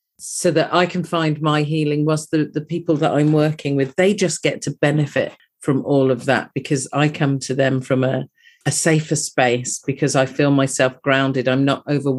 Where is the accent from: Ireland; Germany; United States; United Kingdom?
United Kingdom; You can possibly tell from my accent that I'm from across the pond